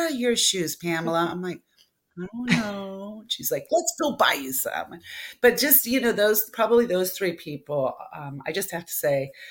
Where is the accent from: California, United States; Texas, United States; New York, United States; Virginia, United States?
California, United States; West Covina; born or raised there